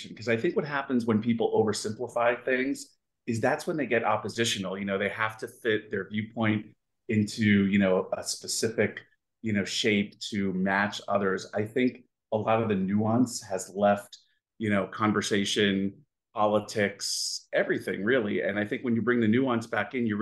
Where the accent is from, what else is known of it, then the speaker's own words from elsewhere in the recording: New York City, New York, United States; also born or lived in Seattle; now in Florida, United States; we grew up in Brooklyn and we really didn't have much in the way of means